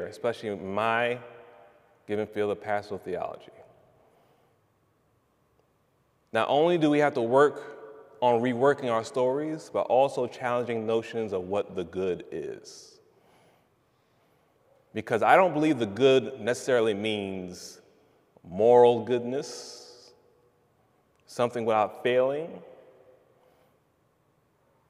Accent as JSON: {"language": "English", "town": "East Orange", "region": "New Jersey", "country": "United States", "said": "I'm from East Orange, New Jersey"}